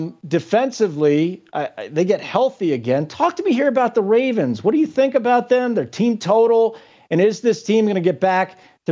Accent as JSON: {"language": "English", "town": "Chicago", "region": "Illinois", "country": "United States", "tie": "born or raised there", "also_born_or_lived": "Kansas", "moved": "yes", "lives_now": "Colorado, United States", "said": "So I'm out here in Colorado, right? I grew up in Chicago, but I went to school at the University of Kansas, and I'm a lot older than I look."}